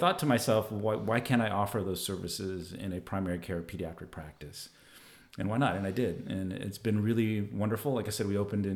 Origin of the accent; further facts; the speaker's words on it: Southern California, United States; born and raised in Southern California, lived here my whole life